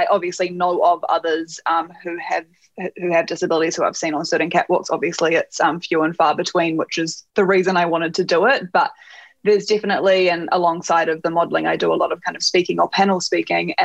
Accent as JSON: {"language": "English", "country": "New Zealand", "said": "I am from New Zealand"}